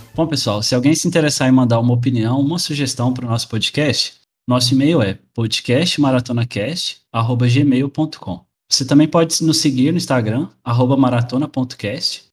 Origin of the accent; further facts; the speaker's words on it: interior of Minas Gerais, Brazil; now in Portugal; Sou do interior de Minas Gerais, mas moro atualmente em Portugal.